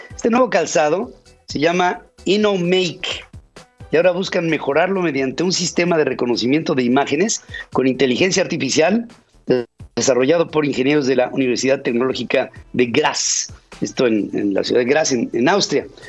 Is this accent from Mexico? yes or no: yes; Mexico; como mexicano